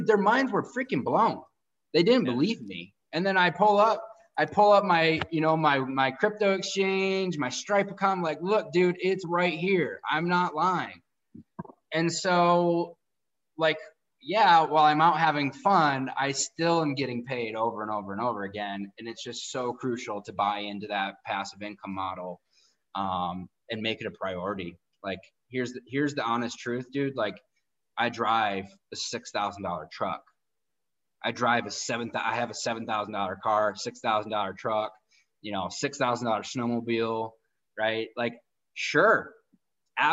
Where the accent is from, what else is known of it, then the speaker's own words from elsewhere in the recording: outside of Detroit, Michigan, United States; where I grew up in outside of Detroit, all you did was go to school for 4 years and go work for GM or Ford